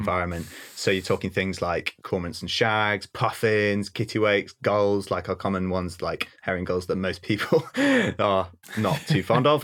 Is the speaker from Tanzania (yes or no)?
no; North Wales, United Kingdom; also born or lived in Bardsey Island; I'm from North Wales originally and s, have spent half of my life on a tiny little island off the Llun Peninsula